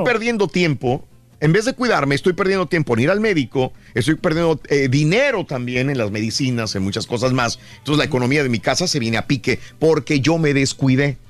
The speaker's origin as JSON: {"language": "Spanish", "country": "Mexico", "moved": "yes", "lives_now": "United States", "said": "mis compatriotas mexicanos que estamos acá de este lado en Estados Unidos"}